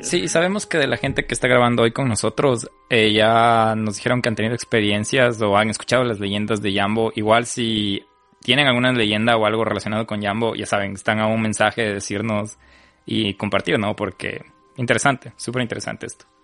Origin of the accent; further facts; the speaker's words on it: Ecuador; como ecuatoriano